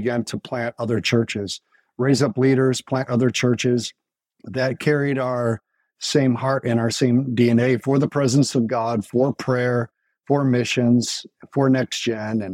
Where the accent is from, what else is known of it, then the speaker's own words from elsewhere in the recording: Grand Rapids, Michigan, United States; also born or lived in Kansas City; our hometown of Grand Rapids